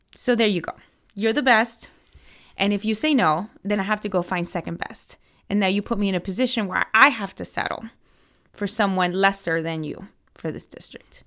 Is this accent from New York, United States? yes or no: no; Miami, Florida, United States; moved away as an adult; now in Washington, D.C., United States; I grew up in Miami. I'm a Cuban American